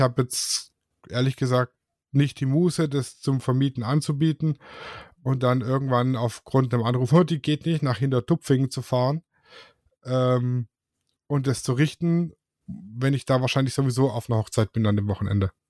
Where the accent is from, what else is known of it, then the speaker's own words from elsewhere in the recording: Swabia, Germany; Ich bin ja Schwabe.